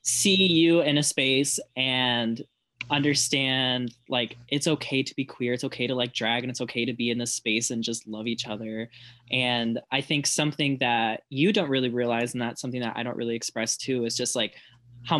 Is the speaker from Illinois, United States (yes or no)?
yes; Berwyn, Illinois, United States; moved away as an adult; also born or lived in Lockport; now in Bloomington, United States; Maybe I just live in Bloomington because of school. I'm from Berwyn